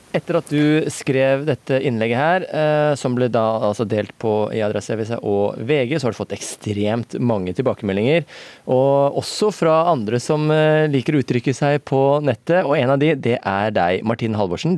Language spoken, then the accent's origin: Norwegian; Norway; ute på Sigrud, der jeg er fra